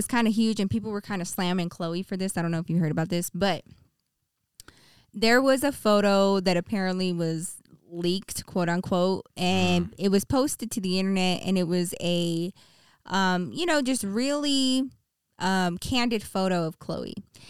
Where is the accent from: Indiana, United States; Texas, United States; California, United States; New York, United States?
Texas, United States; I grew up in Texas. We had nothing but hardwood floors.